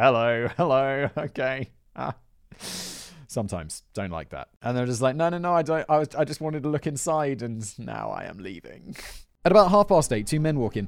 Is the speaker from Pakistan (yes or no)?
no; United Kingdom; as a British person